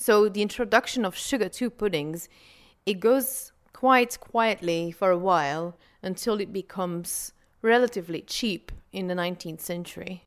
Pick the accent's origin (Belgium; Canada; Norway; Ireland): Belgium; Flanders